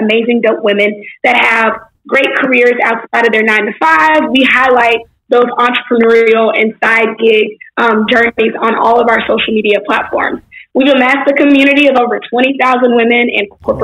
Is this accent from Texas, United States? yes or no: yes; Houston, Texas, United States; also born or lived in Baton Rouge, Louisiana; I was born in Baton Rouge, raised in Houston, Texas